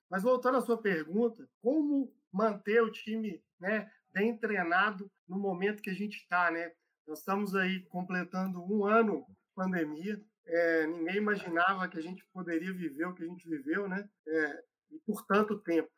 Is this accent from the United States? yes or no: no; Belo Horizonte, Minas Gerais, Brazil; moved away as an adult; eu sou aqui de BH, é, já estava morando fora de Belo Horizonte há muito tempo e queria voltar para casa, né? É velho mineiro